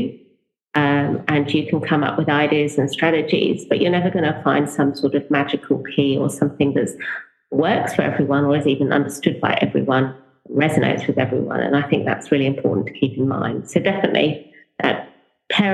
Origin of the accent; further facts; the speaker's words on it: Norfolk, East of England, United Kingdom; moved away as an adult; I grew up in England. I lived the first, just over the first 30 years of my life in England. Grew up in the countryside and in Norfolk